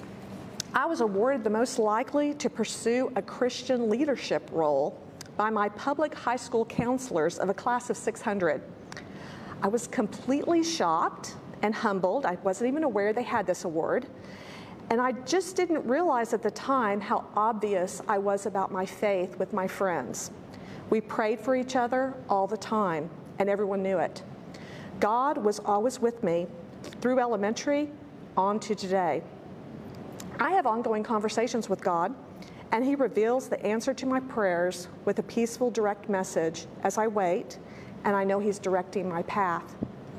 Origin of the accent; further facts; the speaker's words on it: San Antonio, Texas, United States; I was born in San Antonio of much older parents.